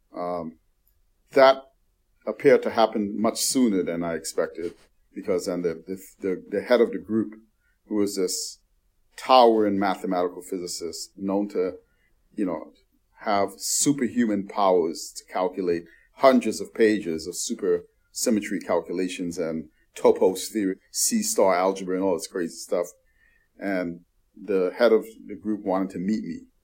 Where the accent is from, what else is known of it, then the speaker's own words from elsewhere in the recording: New York City, New York, United States; I grew up in the Bronx